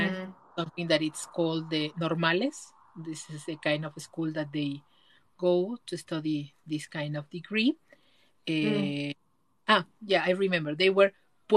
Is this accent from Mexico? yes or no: yes; Mexico; in Mexico, we have